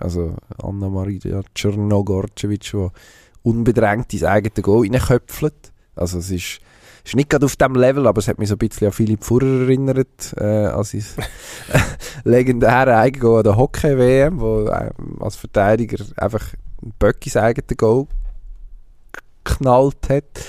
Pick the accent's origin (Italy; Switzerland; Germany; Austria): Switzerland; als Schweizer